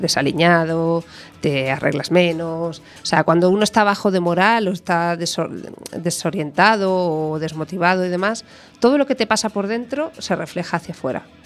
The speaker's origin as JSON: {"language": "Spanish", "region": "Galicia", "country": "Spain", "said": "aquí en Galicia"}